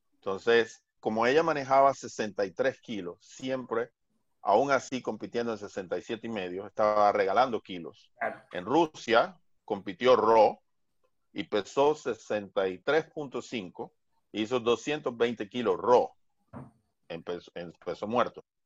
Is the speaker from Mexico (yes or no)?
no; Barranquilla, Atlántico, Colombia; Barranquilla, que es mi ciudad natal